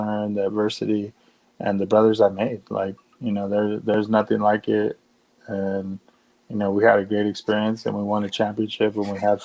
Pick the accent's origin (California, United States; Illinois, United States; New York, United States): California, United States; Orange County; also born or lived in Corona, California; I grew up in Orange County, and then my freshman year after basketball, my mom and dad moved us to Corona